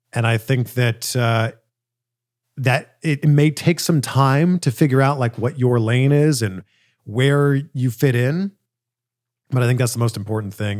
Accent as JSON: {"language": "English", "town": "Toronto", "region": "Ontario", "country": "Canada", "tie": "born or raised there", "said": "my hometown in Canada, in Toronto"}